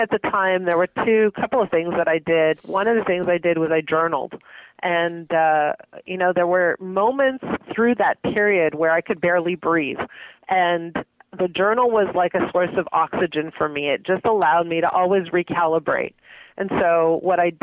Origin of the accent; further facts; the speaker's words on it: Montreal, Quebec, Canada; now in Toronto, Canada; I grew up in Montreal